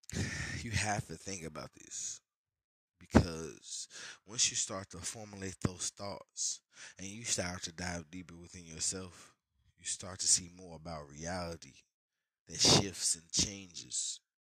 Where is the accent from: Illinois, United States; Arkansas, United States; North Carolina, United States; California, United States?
Illinois, United States; Chicago; I'm from Chicago